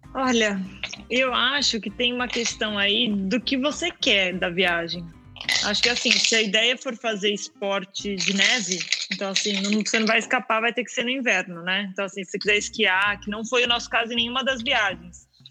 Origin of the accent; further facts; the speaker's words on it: Mato Grosso do Sul, Brazil; now in Portugal; eu cresci lá no Mato Grosso do Sul